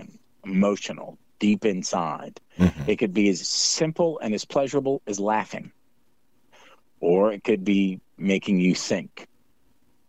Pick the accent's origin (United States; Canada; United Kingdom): United Kingdom; Scotland; I'm a Scot